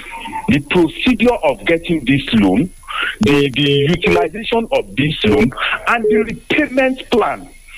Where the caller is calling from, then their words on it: Abuja, Federal Capital Territory, Nigeria; I'm calling from Abuja this morning.